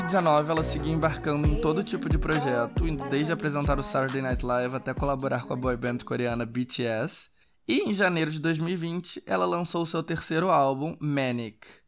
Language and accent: Portuguese; Brazil; eu como brasileiro